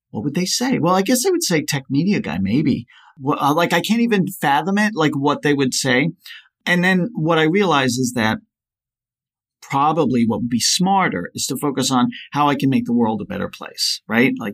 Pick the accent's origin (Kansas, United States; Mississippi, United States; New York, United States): New York, United States; also born or lived in Colorado; Well, I live on Long Island. I grew up in New York and Colorado, so I've been back and forth a little bit.